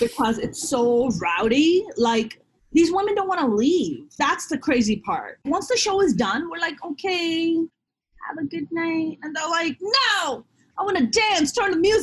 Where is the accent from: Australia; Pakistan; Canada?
Pakistan; now in Los Angeles, United States; I'm Muslim, I'm Pakistani